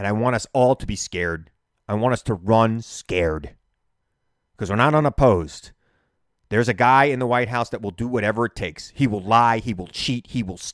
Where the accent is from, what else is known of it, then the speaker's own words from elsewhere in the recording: Long Island, New York, United States; two guys from Long Island